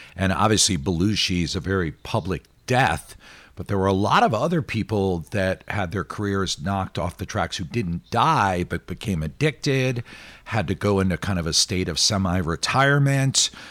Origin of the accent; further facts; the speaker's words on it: Philadelphia, Pennsylvania, United States; Philadelphia, which is my hometown